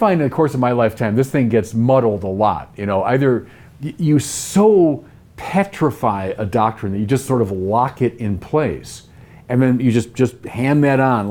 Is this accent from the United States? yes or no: yes; Chicago, Illinois, United States; accent: Chicago; I talk like this. I sound like I'm from Chicago